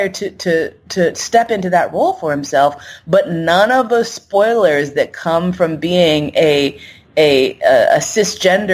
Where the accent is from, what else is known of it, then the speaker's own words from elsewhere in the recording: New York City, New York, United States; moved away as an adult; also born or lived in San Francisco; I moved from San Francisco back home to New York